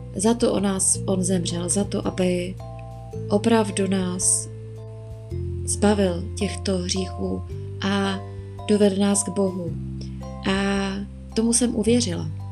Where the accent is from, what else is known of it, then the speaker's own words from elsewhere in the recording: Moravia, Czechia; moved away as an adult; now in Prague, Czech Republic; Pocházím z Moravy, v Praze bydlím třetím rokem.